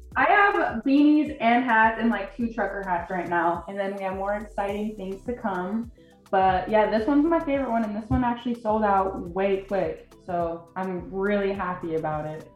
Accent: Draper, Utah, United States; moved away; I'm from Salt Lake City, Utah, but I've always drawn up uh, grown up in Draper

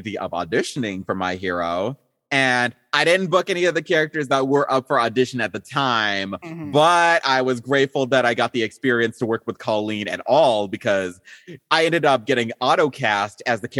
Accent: Texas, United States; also born or lived in Zimbabwe; I've lived most of my life essentially in the States, specifically in Texas over here.

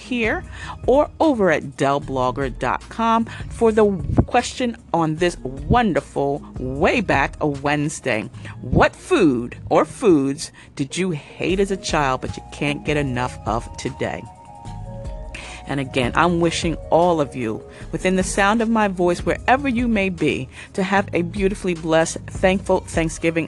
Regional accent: New Rochelle, New York, United States; growing up in New Rochelle, New York, and we lived in the housing projects on the fifth floor

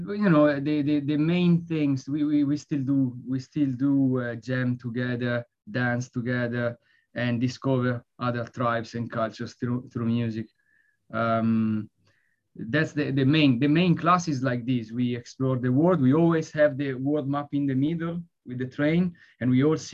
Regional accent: Italy; now in London, United Kingdom; I live in London, but I'm from Italy

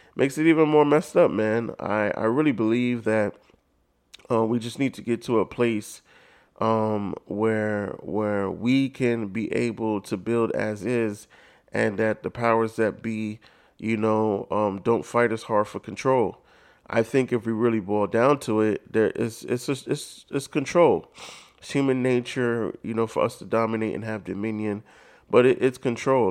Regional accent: United States; being Black in America or just, you know, knowing that I'm African American

